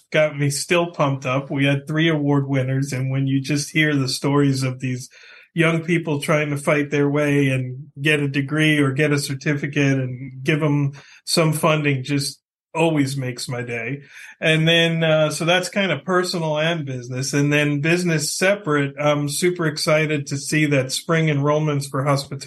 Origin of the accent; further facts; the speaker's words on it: South Florida, United States; also born or lived in New York; I moved to South Florida when I was 12 from New York. And so I'm a Floridian.